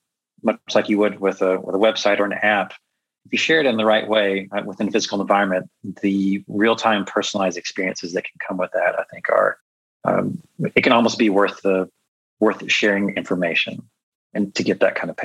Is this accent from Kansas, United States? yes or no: no; Chicago, Illinois, United States; it knows that I'm from Chicago.